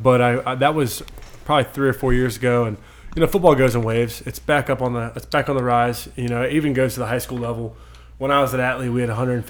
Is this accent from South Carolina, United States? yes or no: no; Mechanicsville, Virginia, United States; also born or lived in Tennessee; Yeah, so I was born in Tennessee, moved all around until about sixth grade, or summer coming into my sixth grade, and since then I've called Mechanicsville home, so it's been a long time